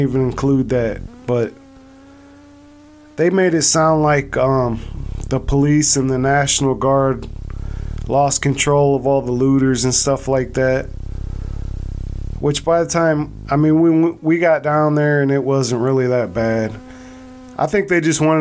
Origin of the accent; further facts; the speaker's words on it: Akron, Ohio, United States; now in Toledo area, United States; I'm from Akron